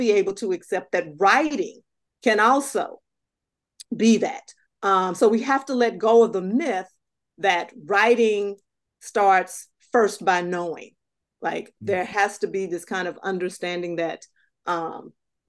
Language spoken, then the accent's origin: English; Southern United States, United States; moved away as an adult; also born or lived in New England; When I grew up in Southern United States